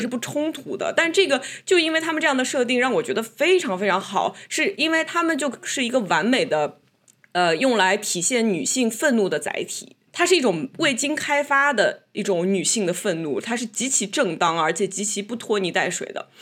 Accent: China; 虽然我们在中国长大

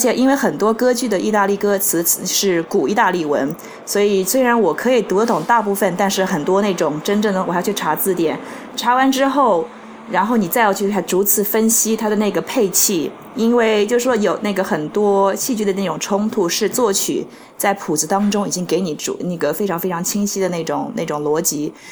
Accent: Nanjing, Jiangsu, China; now in New York, United States; 我是南京人

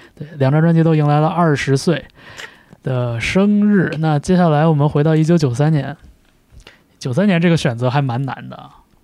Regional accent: Changchun, Jilin, China; 我小的时候在长春的那个音像店里边

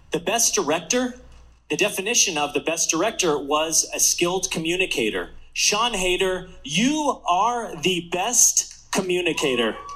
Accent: Mesa, Arizona, United States; my hometown of Mesa, Arizona

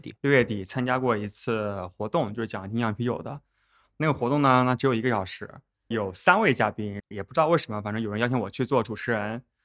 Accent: Northern Jiangsu, China; also born or lived in United States / Japan; now in Shanghai, China; 我家也是在苏北

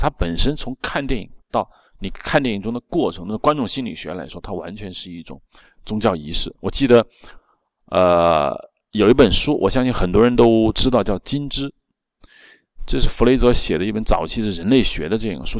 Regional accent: China; 我们中国人

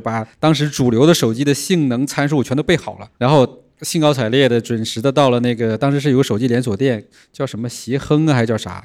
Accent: Northeast China, China; moved away as an adult; also born or lived in Guangzhou; now in Shenzhen, China; 我从东北来南哦。方，第一个落脚的地方也是广州

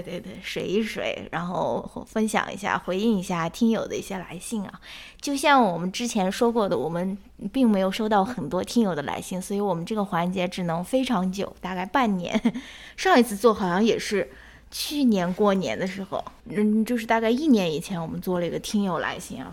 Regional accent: Xi'an, Shaanxi, China; moved away; 我是来自陕西西安的

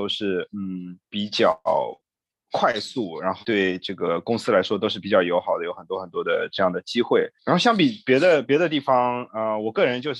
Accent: China; now in Austin, United States; 但是呃，作为一个中国人，还能吃到哎比较地道的中国美食啊，或者说日本日本日本拉面啊什么的

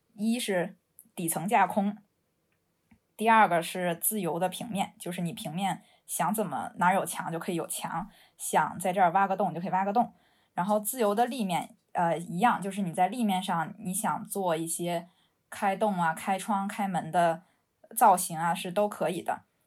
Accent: Beijing, China; moved away as an adult; also born or lived in London; now in Shenzhen, China; 我是一个北京人，然后从伦敦上，上了学之后，毕业之后在现在在深圳工作，从事城市设计以及建筑设计相关的工作

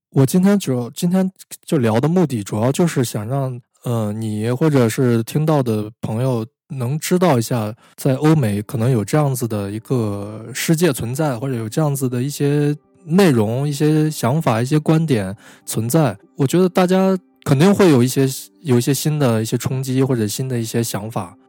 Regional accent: China; 我们就首先要满足我们中国人自己的读者

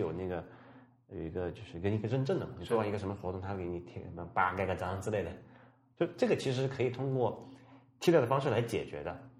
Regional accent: Sichuan, China; moved away; 我老家是在这个四川的，我经常讲过哈，四川一个很，很偏远的一个小城的

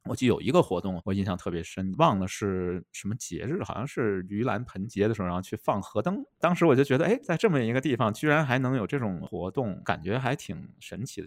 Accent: Beijing, China; moved away as an adult; also born or lived in United Kingdom / Manchester / Shenzhen; now in Chengdu, China; 作为一个出生在北京的人

